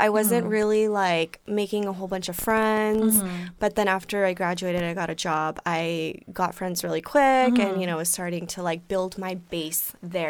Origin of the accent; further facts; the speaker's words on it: Los Banos, California, United States; moved away as an adult; now in Long Beach area, United States; they know I'm from Northern California. They know I'm from a small town.